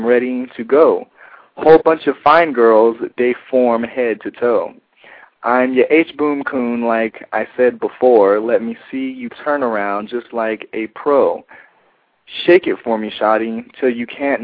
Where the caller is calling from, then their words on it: Atlanta, Georgia, United States; I'm calling from Atlanta, Georgia.